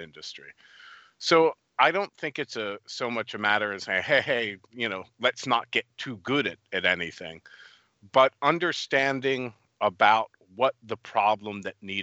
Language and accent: English; United States; moved away as an adult; also born or lived in New York, United States / Poland; I'm an American